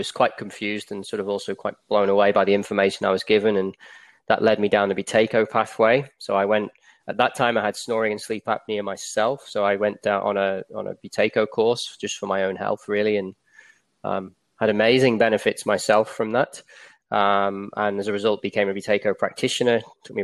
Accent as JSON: {"language": "English", "region": "England", "country": "United Kingdom", "moved": "as an adult", "lives_now": "Australia", "said": "As you can probably tell from my accent, I'm from England originally. I moved to Australia in about 2006."}